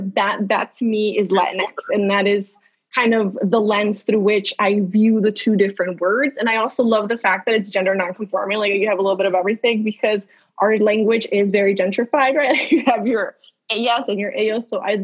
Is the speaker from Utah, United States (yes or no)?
no; Los Angeles, California, United States; also born or lived in Spain; because I'm not Mexican, even though I grew up in Los Angeles